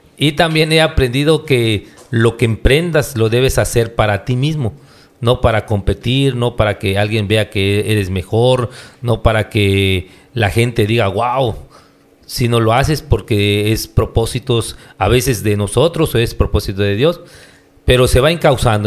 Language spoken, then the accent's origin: Spanish; Hool, Campeche, Mexico; yo soy de Ol